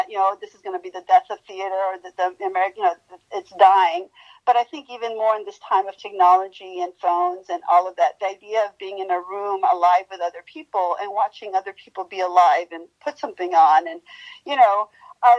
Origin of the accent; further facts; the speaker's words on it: Mexico; moved away; I hail from Mexico